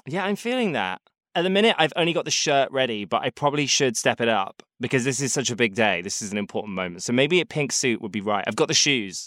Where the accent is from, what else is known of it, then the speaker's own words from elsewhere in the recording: London, United Kingdom; as a sort of Londoner, as a British person